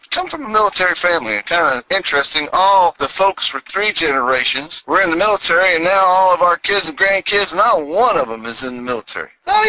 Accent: New England, United States; also born or lived in Houston, Texas; I was down in Houston, Texas for 20 years. Can you tell by the accent? I'm originally from New England, but somehow 20 years of the twang got stuck.

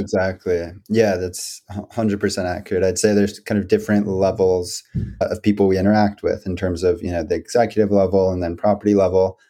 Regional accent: D.C., District of Columbia, United States; I grew up outside of Washington, D.C., into an entrepreneurial family

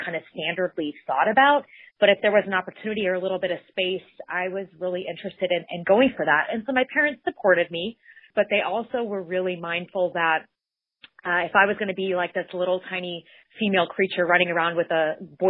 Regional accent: Bismarck, North Dakota, United States; I grew up in the capital of North Dakota, which is Bismarck, about 75,000 people

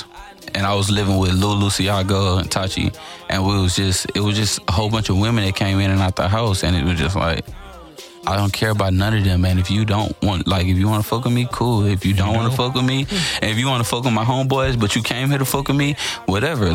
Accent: Homestead, United States; I'm from Homestead. I'm from the north side

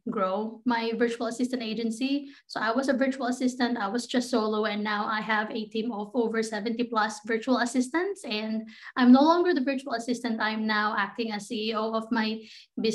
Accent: Philippines; moved away as an adult; now in United States; I grew up in the Philippines.

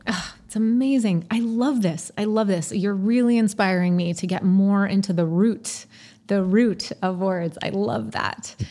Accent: Montreal, Quebec, Canada; moved away; also born or lived in British Columbia; Yes, I'm Canadian. I grew up in Montreal.

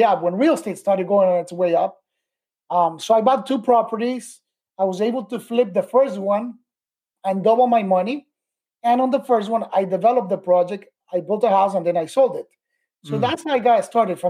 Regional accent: Miami, Florida, United States; I came back to Miami, where I was raised in Miami

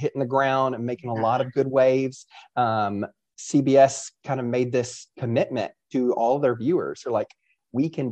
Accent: Kentucky, United States; I'm from Kentucky. Like, I only know Kentucky things.

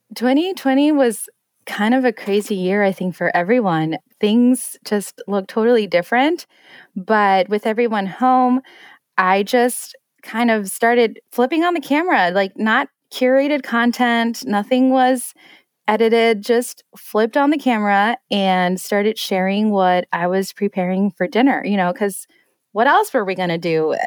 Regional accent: Denver, Colorado, United States; also born or lived in Detroit suburbs, Michigan; now in Detroit, United States; I'm originally from Denver, but I'm in the suburbs of Detroit now.

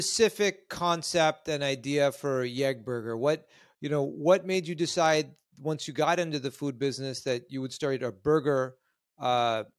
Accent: Canada; moved away; I'm originally Canadian

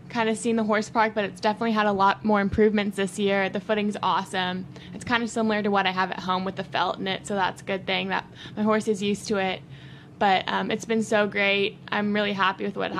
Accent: Houston, Texas, United States; I'm from Region 9 from Houston, Texas

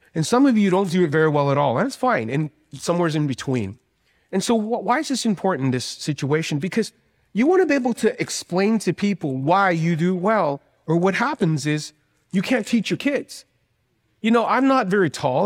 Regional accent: Canada; moved away; I am actually from Canada

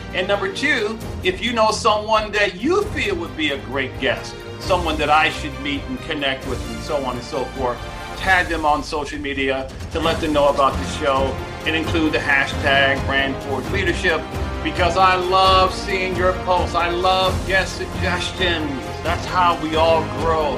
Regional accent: Detroit, Michigan, United States; I grew up in Detroit, Michigan, back in the proud days of Motown music

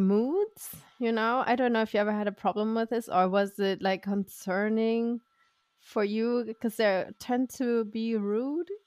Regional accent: Germany; now in Austin, United States; this is where I grew up, this is where my family is

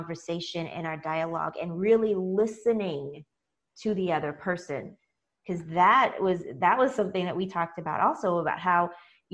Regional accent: United States; I'm African American

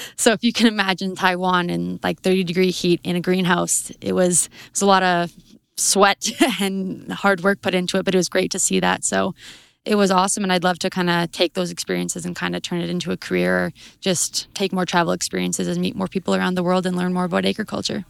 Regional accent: High River, Alberta, Canada; I am from High River, Alberta

